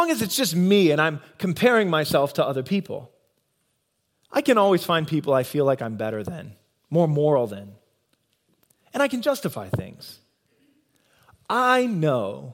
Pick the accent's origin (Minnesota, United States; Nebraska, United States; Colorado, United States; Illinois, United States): Nebraska, United States; moved away as an adult; also born or lived in Iowa; I'm born and bred in Nebraska